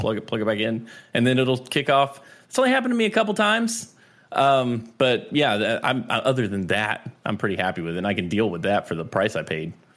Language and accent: English; North Carolina, United States; I am from North Carolina.